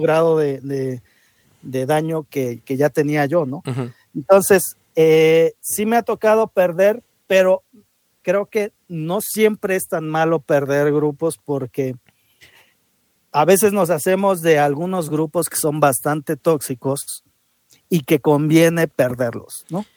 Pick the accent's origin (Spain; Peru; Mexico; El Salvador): Mexico; así somos los mexicanos